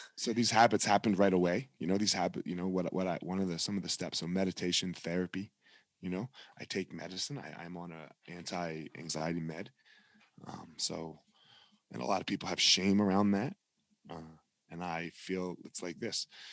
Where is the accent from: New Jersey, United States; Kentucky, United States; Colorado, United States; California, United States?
New Jersey, United States; I grew up in South Jersey